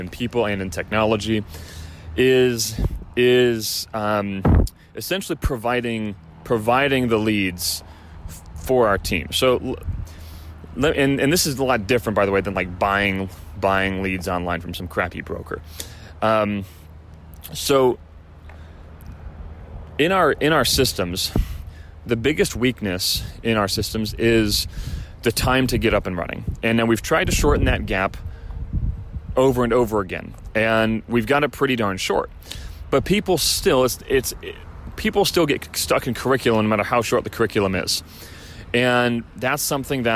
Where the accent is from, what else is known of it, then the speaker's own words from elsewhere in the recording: Chicago, Illinois, United States; now in Southern California, United States; I'm from Chicago